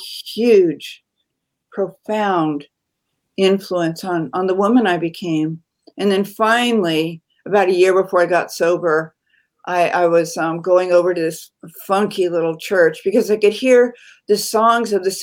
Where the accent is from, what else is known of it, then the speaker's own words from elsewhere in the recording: Marin, California, United States; I was born and raised in Marin.